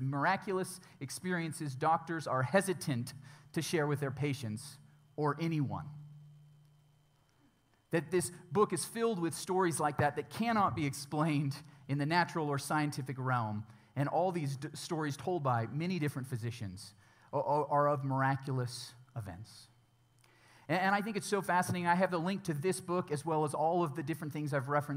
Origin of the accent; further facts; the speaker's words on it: United States; American Christians